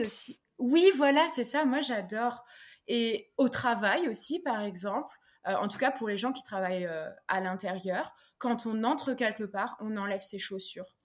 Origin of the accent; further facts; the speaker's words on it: France; moved away as an adult; now in Stockholm, Sweden; je suis installée en Suède depuis deux ans alors que je suis française